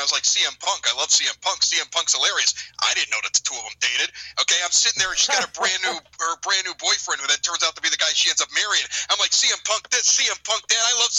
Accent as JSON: {"language": "English", "town": "Chicago", "region": "Illinois", "country": "United States", "said": "I'm from Chicago."}